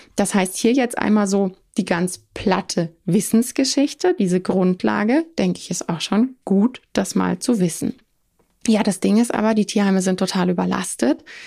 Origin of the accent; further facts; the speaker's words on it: Germany; Bei uns vor Ort in Deutschland